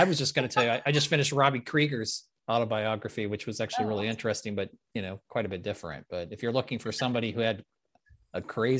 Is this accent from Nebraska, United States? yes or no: yes; Lincoln, Nebraska, United States; moved away; I grew up in Lincoln, Nebraska.